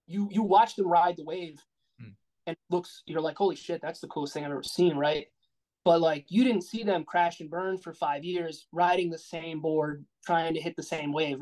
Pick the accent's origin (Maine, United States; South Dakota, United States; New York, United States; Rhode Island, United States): Rhode Island, United States; moved away as an adult; now in Chicago, United States; we're from Rhode Island, me and my fiance.